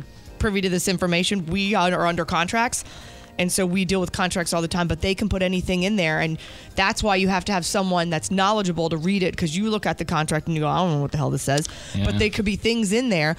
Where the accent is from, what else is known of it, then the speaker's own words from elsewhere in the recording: New Jersey, United States; moved away; my parents were born in New York, I grew up in New Jersey